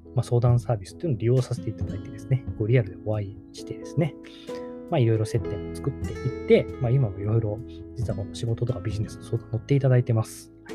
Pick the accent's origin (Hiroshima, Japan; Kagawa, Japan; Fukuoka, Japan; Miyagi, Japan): Kagawa, Japan; moved away as an adult; 僕の地元実は、あの、香川県でちっちゃい